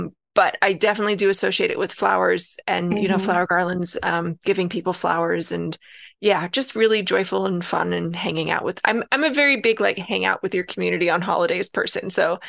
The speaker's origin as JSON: {"language": "English", "region": "Pacific Northwest", "country": "United States", "tie": "born or raised there", "also_born_or_lived": "Alaska / Hawaii", "said": "where I grew up in the Pacific Northwest, we had like a tulip festival."}